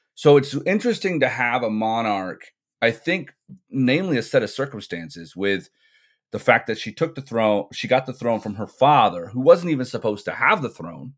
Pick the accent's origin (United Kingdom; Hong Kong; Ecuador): United Kingdom; England; I grew up in England. I went to high school here